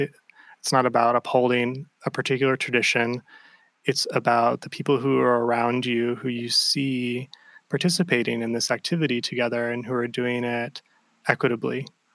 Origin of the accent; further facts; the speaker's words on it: Ohio, United States; I feel like I'm also from the Midwest. I'm from Ohio.